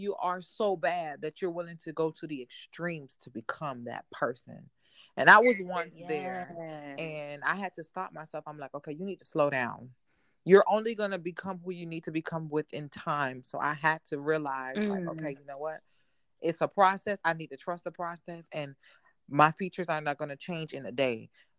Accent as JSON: {"language": "English", "town": "Miami", "region": "Florida", "country": "United States", "tie": "born or raised there", "said": "But my story starts out, I'm from Miami, Florida, born and raised. My parents are from the islands. My mom is Jamaican. My father's Haitian. So I grew up in a very... island background."}